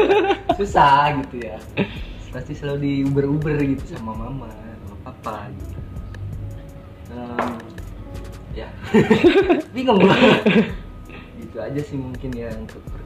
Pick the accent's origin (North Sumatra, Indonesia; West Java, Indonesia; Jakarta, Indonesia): Jakarta, Indonesia; now in Bali, Indonesia; gue dari Jakarta sih sebenarnya cuman sekarang ini lagi tinggal di Bali